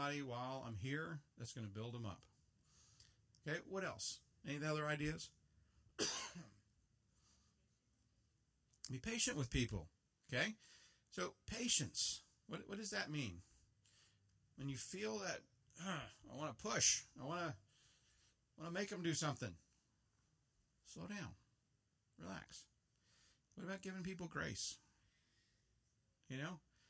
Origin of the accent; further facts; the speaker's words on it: United States; Before I'm an American, I'm a Christian. I love living in America